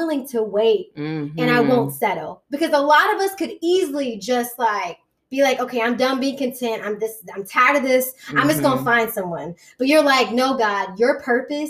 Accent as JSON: {"language": "English", "area": "Hampton Roads", "region": "Virginia", "country": "United States", "tie": "born or raised there", "also_born_or_lived": "New York City, United States / East Coast, United States", "moved": "as an adult", "said": "I'm of course from Hampton Roads"}